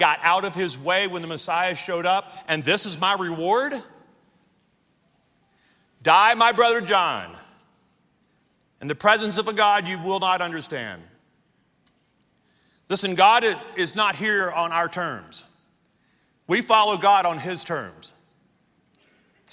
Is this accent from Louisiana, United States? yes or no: yes; Louisiana, United States; moved away as an adult; also born or lived in Amarillo, Texas; Pam and I were born and raised in Louisiana.